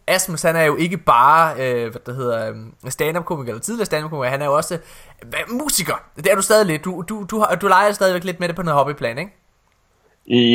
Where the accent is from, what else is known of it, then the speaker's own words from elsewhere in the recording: Ølgod, Southern Denmark, Denmark; det var diskotek Shakespeare i Ølgod, hvor jeg kommer fra